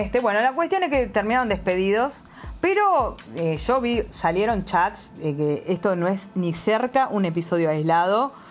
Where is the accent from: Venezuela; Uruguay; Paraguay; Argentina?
Uruguay; now in Shenzhen, China; que soy también uruguaya